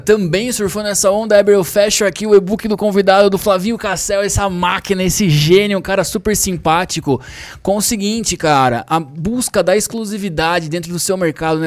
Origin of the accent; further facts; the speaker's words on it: Sorocaba, São Paulo, Brazil; a gente é da mesma cidade, lá de Sorocaba, a gente grava em São Paulo agora